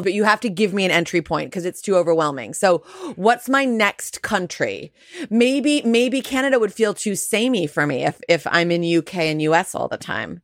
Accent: United States; I'm Jewish and I'm American.

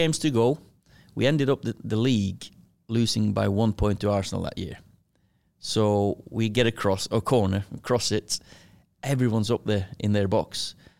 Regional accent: Kristiansund, Møre og Romsdal, Norway; moved away as an adult; now in Manchester, United Kingdom; I was born in Kristiansund, little, uh, fishing village or a city, town, whatever you wanna call it, uh, twenty-five thousand. I lived in, um, house with, uh, me, with my sister, four years younger than me, mum and dad.

